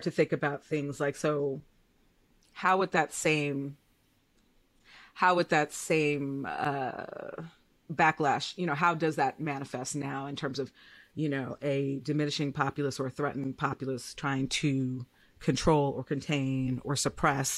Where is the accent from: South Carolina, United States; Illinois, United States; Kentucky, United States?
Illinois, United States; Chicago; I'm a Chicagoan.